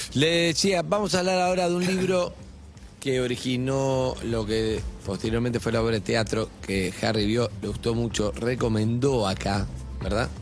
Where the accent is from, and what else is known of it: Argentina